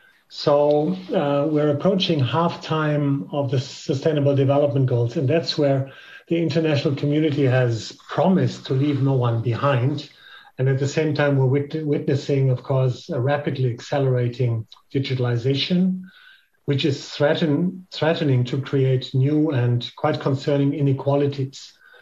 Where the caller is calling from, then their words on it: Berlin, Germany; I'm a European male wearing a white shirt with black glasses, and I'm calling you from Berlin